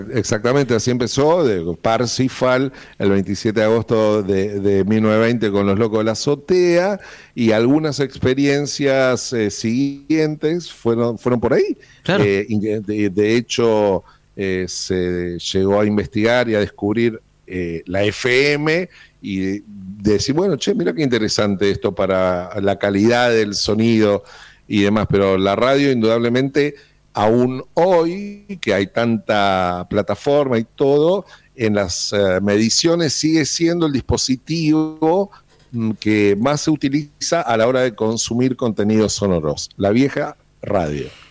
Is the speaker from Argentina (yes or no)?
yes; Argentina